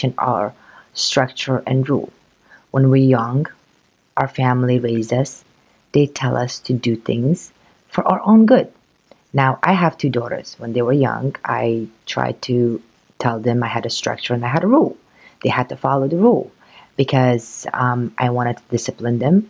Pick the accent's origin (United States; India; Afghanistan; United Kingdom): Afghanistan; moved away; I came from Afghanistan. It was a country, very poor country